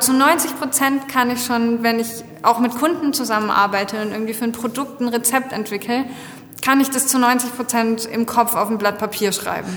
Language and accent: German; France; moved away; ich bin in Frankreich aufgewachsen